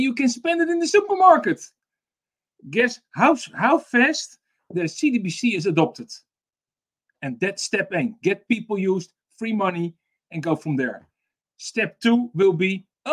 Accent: Netherlands; I'm from the Netherlands.

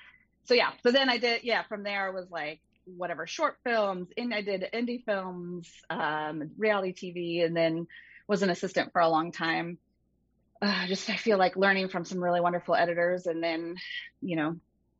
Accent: Michigan, United States; I grew up in Michigan

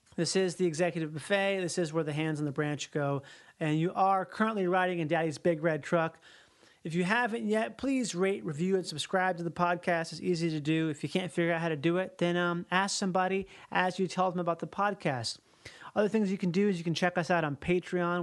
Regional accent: Minnesota, United States; I grew up in Minnesota. Uh, but my mom's from Louisiana

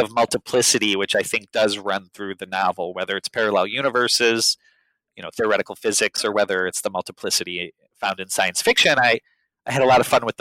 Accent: Chicago, Illinois, United States; I'd spent a lot of my life growing up in Chicago

